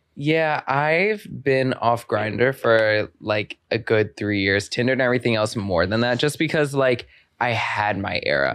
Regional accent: Maryland, United States; moved away as an adult; I'm from Maryland

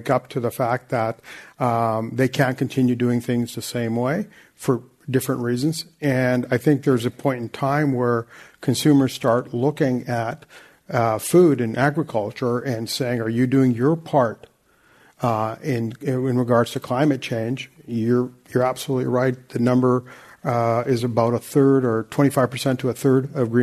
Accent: Vancouver, British Columbia, Canada; I'm from Vancouver

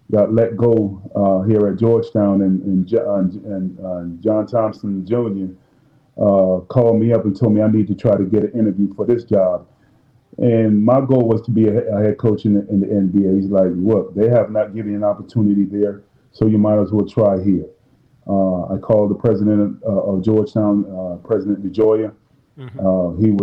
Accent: Jamaica; You know, since I'm Jamaican, I'm making some curry gold or some curry chicken

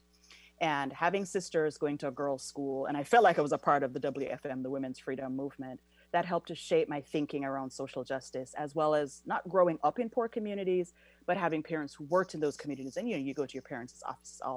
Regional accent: Jamaica; moved away as an adult; now in United States; I was born and raised in Jamaica and then came here for tertiary education.

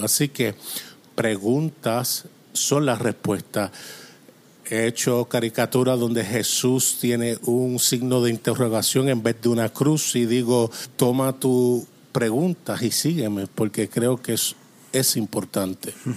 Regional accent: Toronto, Ontario, Canada; Spanish is a second language; also born or lived in Springfield, Missouri; now in Atlantic Canada, Canada; yo soy de Canadá okay. y vivo en Canadá, así que nací en Toronto, pero ahora vivo en el lado este, en la costa este

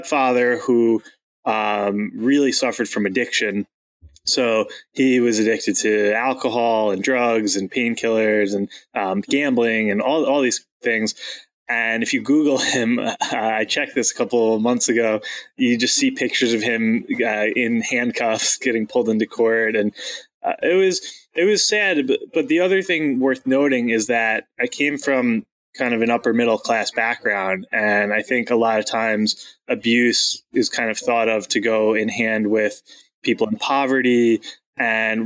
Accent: Long Island, New York, United States; I grew up on Long Island, so the suburbs of Manhattan

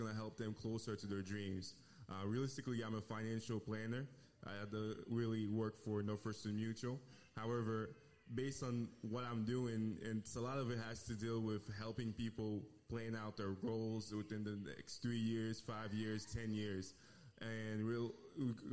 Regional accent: Haiti; moved away; Originally, I'm from Haiti

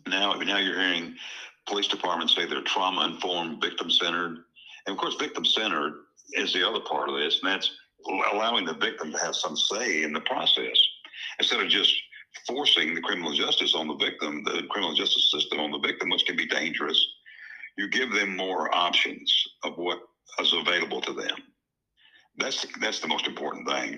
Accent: Texas, United States; moved away; also born or lived in Tennessee; I grew up in, in Texas. I'm a Tennessean, but I grew up in Texas

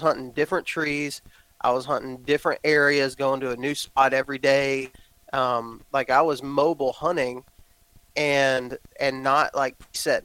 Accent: Texas, United States; moved away; I was raised in Texas

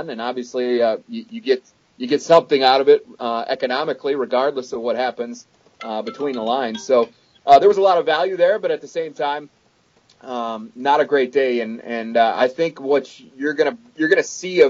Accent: Western Wisconsin, United States; now in South Dakota, United States; I grew up in Big Ten country. I'm a Western Wisconsin native

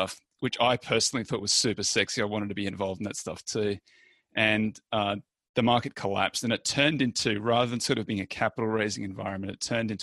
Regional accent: Australia; moved away; I'm Australian originally

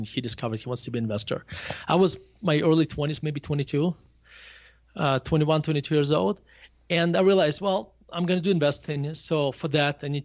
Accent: Murmansk, Murmansk Oblast, Russia; English is a second language; moved away as an adult; now in Denver, United States; I grew up in a Murmansk, a city called Murmansk, which is above the Arctic Circle

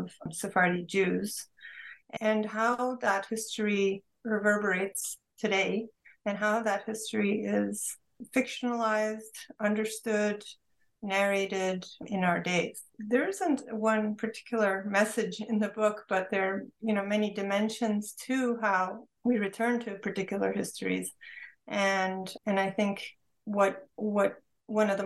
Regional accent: Istanbul, Turkey; moved away; Growing up in Istanbul, Turkey, in a Turkish Jewish family, we had multiple languages around us, including Ladino

